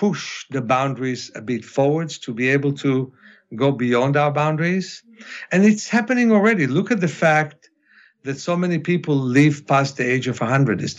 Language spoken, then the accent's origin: English; Ukraine; first language Russian; English is a second language; moved away; Russian, which is my mother tongue, even though I speak Hebrew and English better, but that's why I was born in the Ukraine